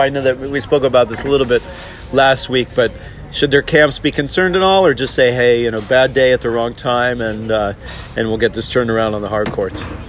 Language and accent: English; Hanover, New Hampshire, United States; growing up in Hanover, New Hampshire